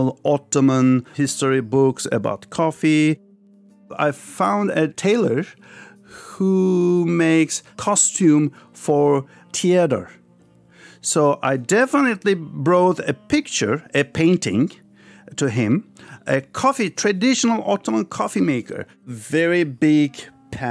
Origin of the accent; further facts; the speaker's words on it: Istanbul, Turkey; also born or lived in Paris, France; I was born in France, Paris, but when I was 5 years old, my family moved back to Turkey. So I grew up in Turkey, Istanbul.